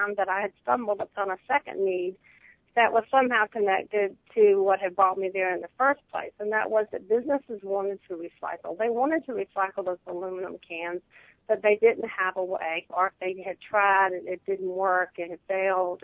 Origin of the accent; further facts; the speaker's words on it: South Carolina, United States; I was born in South Carolina. I have lived here all my life.